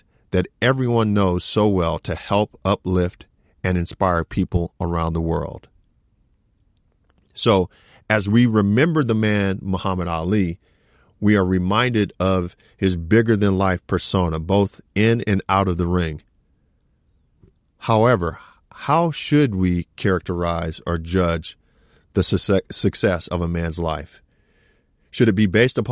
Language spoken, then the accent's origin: English; West Coast, United States; I grew up on the West Coast